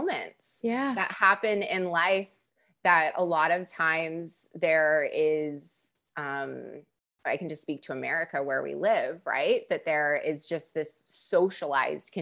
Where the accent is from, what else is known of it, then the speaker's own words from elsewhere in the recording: California, United States; accent: Californian; I'm a third generation Californian. And speaking of imposter syndrome, I do sound like a Californian.